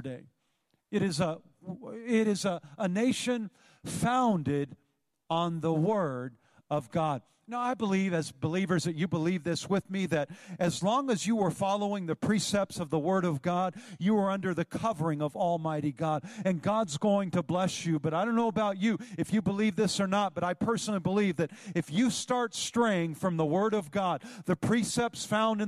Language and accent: English; Northern California, United States; Growing up in Northern California, I used to tube the Feather River